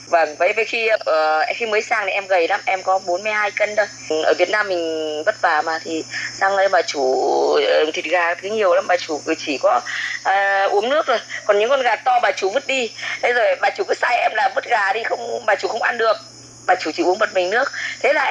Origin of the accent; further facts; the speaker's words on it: Yen Dinh, Thanh Hóa, Vietnam; now in Co To, Vietnam; À, vâng, à, quê quê của em thì là chính thức là ở Yên Định Thanh Hóa Hóa.